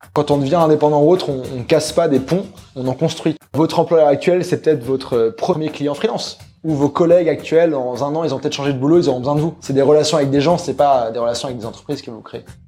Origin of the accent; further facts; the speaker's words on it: France; moved away as an adult; also born or lived in Germany / Montreal; moi, je suis français, mais je suis né en Allemagne. J'ai toujours pas mal voyagé. Et euh, moi, bah, j'étais en France, école, collège, lycée